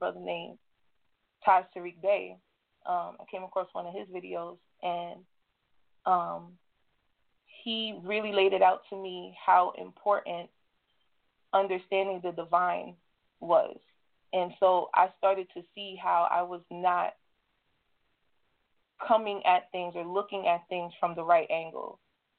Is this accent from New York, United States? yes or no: yes; New York, United States; I'm coming from the New York territory